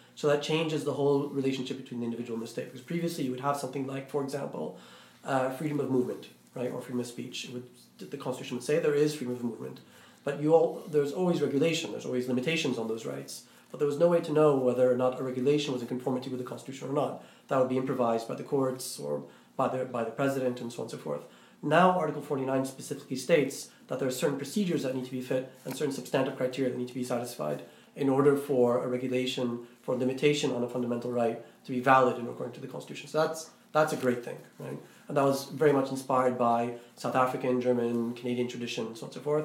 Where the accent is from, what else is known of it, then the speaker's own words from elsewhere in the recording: Iraq; I'm Iraqi, I'm not uh, I'm not Egyptian, but then again, I'm not American